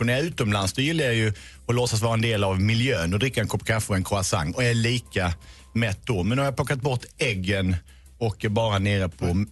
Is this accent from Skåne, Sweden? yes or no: yes; Lund, Skåne, Sweden; jag är också bördig från Lund